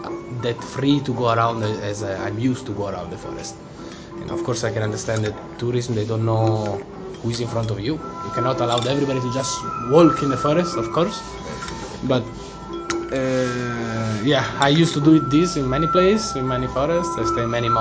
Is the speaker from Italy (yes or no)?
yes; Italy; moved away; I'm from Italy